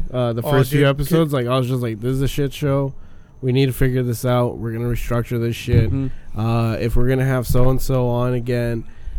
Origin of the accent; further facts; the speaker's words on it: Villa Morelos, Michoacán, Mexico; moved away; Because I used to live in Mexico when I was a kid.